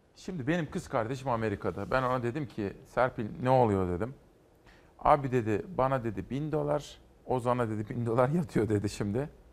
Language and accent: Turkish; Simav, Kütahya, Turkey; moved away; benim doğup büyüdüğüm Kütahya Simav'da